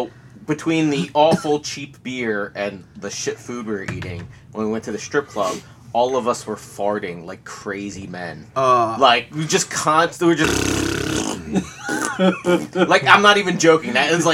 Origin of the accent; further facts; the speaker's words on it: United States; I'm from the States